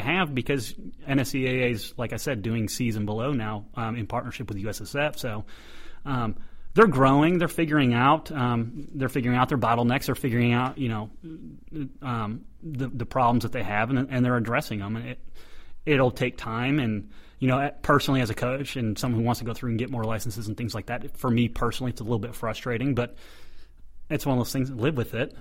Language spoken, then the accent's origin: English; United States; as an American